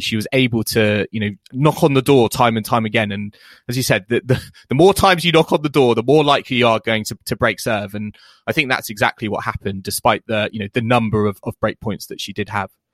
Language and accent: English; United Kingdom; we are British fans